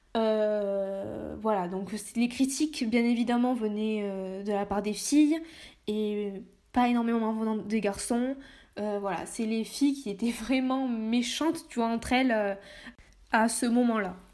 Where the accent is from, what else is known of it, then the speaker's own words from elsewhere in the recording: Lot-et-Garonne, Nouvelle-Aquitaine, France; moved away as an adult; also born or lived in Saint-Jean-de-Luz / Bordeaux; Je suis née à Saint-Jean-de-Luz, mais j'ai vécu euh, toute mon enfance euh, dans le Lot-et-Garonne